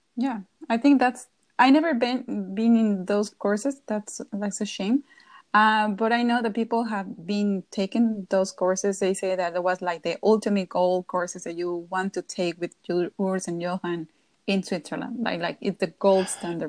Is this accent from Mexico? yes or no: yes; Querétaro, Mexico; my hometown, that was Querétaro